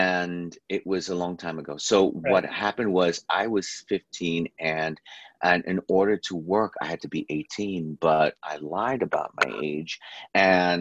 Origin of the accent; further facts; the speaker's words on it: New York City, New York, United States; now in Los Angeles, United States; I'm from New York City, but we grew up on country radio because in New York there was country radio